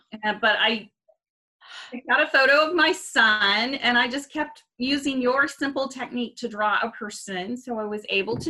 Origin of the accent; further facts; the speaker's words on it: Oklahoma, United States; also born or lived in Atlanta, Georgia / Montreal; now in Fort Worth, United States; we were in Montreal area for, I like to say, 5 winters. And then I grew up in Oklahoma